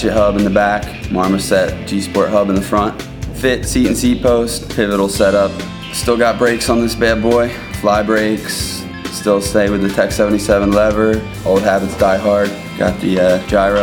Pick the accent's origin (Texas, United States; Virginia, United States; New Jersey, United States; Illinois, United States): New Jersey, United States; Pennsville; I'm from Pennsville, New Jersey